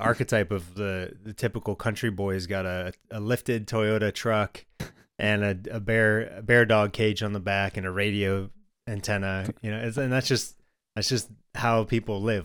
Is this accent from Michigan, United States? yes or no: yes; Michigan, United States; I grew up in Michigan